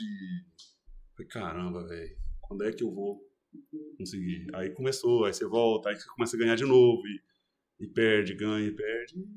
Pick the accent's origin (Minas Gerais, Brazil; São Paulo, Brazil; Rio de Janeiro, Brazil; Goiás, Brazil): Goiás, Brazil; Sou de Goiás, voltei para Goiânia.